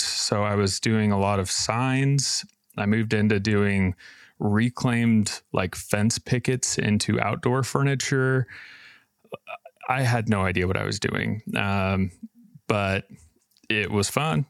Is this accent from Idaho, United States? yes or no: yes; Boise, Idaho, United States; I'm from Boise, Idaho